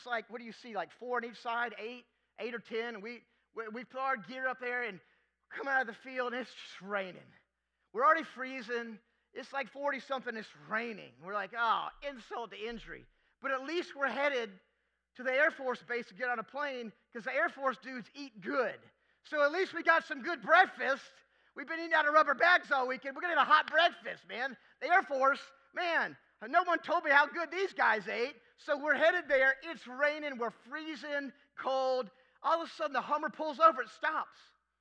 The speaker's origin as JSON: {"language": "English", "region": "Florida", "country": "United States", "said": "I'm from Florida. I'm living in South Florida going to school"}